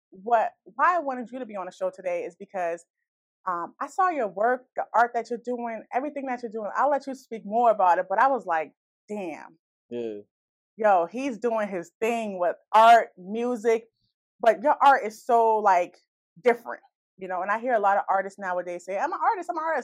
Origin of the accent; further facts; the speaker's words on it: Boston, Massachusetts, United States; now in Brockton, United States; I'm from {S1} Boston uh, {S0} originally, so um, so I'm always picking up my town and making those connections. But I, I live in Brockton now